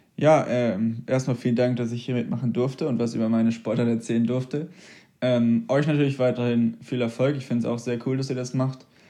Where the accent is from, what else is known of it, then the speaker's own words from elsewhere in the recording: a small village near St. Peter-Ording, Schleswig-Holstein, Germany; now in Hamburg, Germany; ich bin in wirklich einem sehr kleinen Dorf vor ja. St. Peter-Ording groß geworden